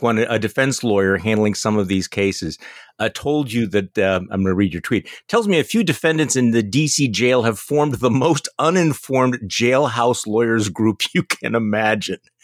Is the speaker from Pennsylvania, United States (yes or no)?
no; Wisconsin, United States; here in my home state of Wisconsin